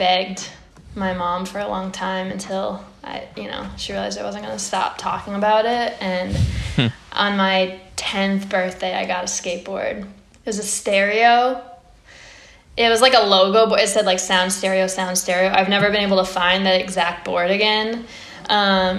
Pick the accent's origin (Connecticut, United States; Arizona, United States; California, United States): Connecticut, United States; Old Saybrook; I am from Old Saybrook, Connecticut. It's like a small town in Connecticut.